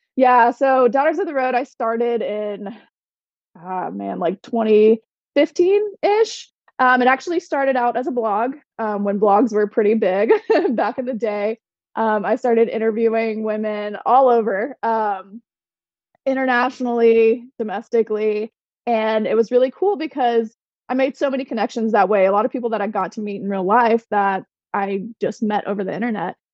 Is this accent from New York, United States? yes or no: no; Florida, United States; moved away as an adult; now in Las Vegas, United States; I'm from Florida